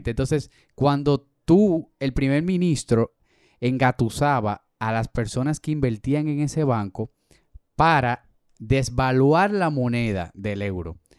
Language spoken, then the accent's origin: Spanish; Dominican Republic; nosotros somos República Dominicana ahora, pero fue por un regalo